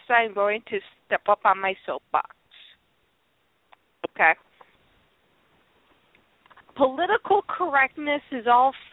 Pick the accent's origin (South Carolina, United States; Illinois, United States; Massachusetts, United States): Illinois, United States; Chicago; I am from Chicago